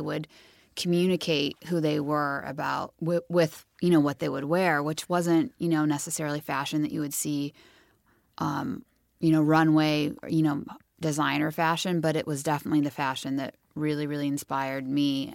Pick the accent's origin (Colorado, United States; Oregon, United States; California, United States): California, United States; Santa Cruz; where we grew up in Santa Cruz